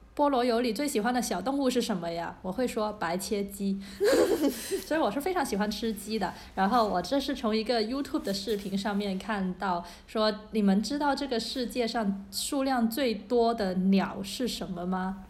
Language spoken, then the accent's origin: Chinese; Guangzhou, Guangdong, China; 因为我是一个广州人， 对我们的粤菜还是有非常非常多的自豪和喜爱的